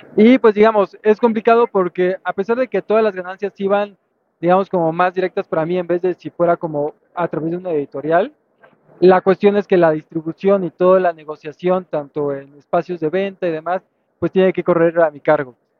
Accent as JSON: {"language": "Spanish", "region": "Veracruz", "country": "Mexico", "tie": "born or raised there", "also_born_or_lived": "Mexico City", "moved": "yes", "said": "yo soy originario de Veracruz, pero después me mudé a Ciudad de México"}